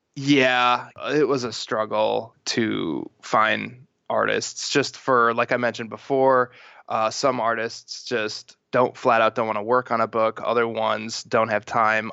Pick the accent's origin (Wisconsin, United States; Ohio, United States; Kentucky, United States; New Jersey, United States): Wisconsin, United States; Milwaukee; now in Santa Monica, United States; I grew up in Milwaukee